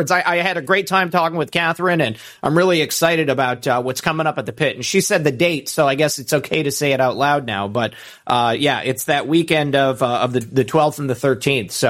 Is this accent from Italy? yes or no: no; Australia